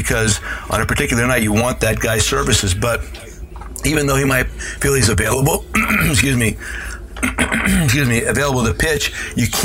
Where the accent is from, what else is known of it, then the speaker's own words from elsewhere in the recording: Hazleton, Pennsylvania, United States; moved away; Hazleton Integration Project, bringing together the cultures of my hometown, Hispanic and Anglo